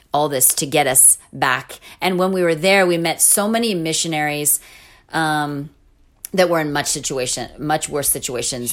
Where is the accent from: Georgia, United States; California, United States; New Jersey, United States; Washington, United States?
California, United States; moved away as an adult; also born or lived in Jordan; I was from California